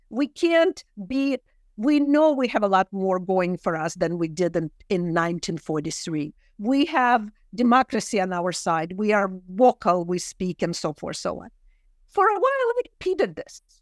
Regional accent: Kyiv, Ukraine; English is a second language; moved away; I grew up in Kyiv and the language of love is Russian for me

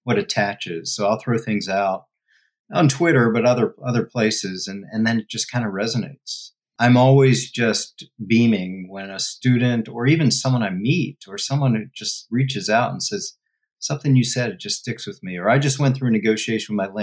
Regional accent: Washington, District of Columbia, United States; moved away; DC. That's my home

